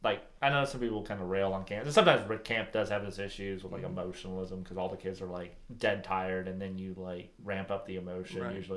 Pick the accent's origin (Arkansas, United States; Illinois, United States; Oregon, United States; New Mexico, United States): New Mexico, United States; moved away as an adult; because I'm from New Mexico